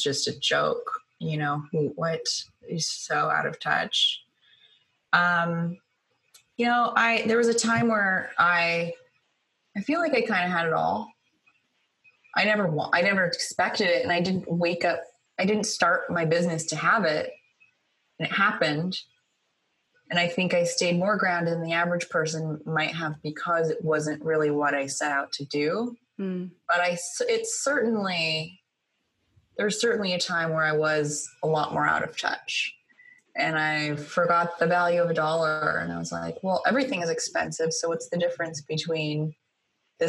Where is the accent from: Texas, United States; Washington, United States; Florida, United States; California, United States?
California, United States; Sacramento; I'm from Sacramento, California, you know, I'm from like a cow town.